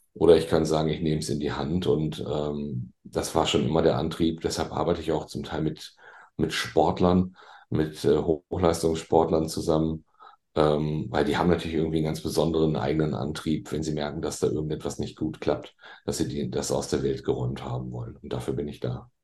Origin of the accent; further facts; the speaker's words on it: Bielefeld, North Rhine-Westphalia, Germany; moved away as an adult; now in Hamburg, Germany; Ich bin ja gebürtiger Ostwestfale. Ah. Ich komme ja aus Bielefeld, der Stadt, die es ja gar nicht gibt.